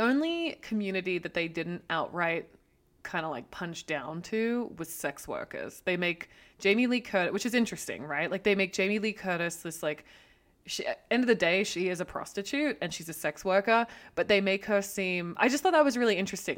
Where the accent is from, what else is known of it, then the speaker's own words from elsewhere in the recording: Australia; now in United States; being Australian and coming into America, obviously coming from a country that has a deeply racist background also